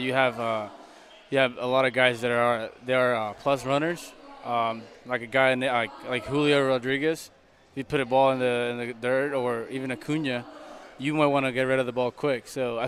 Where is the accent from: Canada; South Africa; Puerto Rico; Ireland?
Puerto Rico; English is a second language; moved away as an adult; now in Oakland, United States; I'm from Puerto Rico